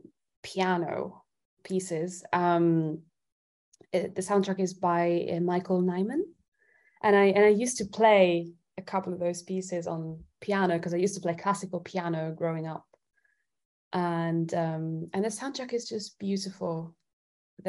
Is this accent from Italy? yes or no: yes; Italy; now in London, United Kingdom; I'm originally from Italy. And so I grew up in Italy.